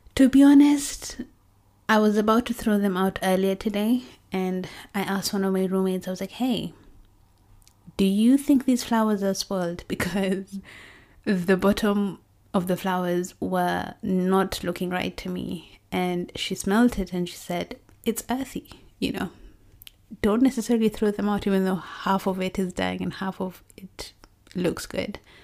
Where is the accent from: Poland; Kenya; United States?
Kenya; Kericho, Kericho County; now in United Kingdom; our hometown, well, my hometown, Kericho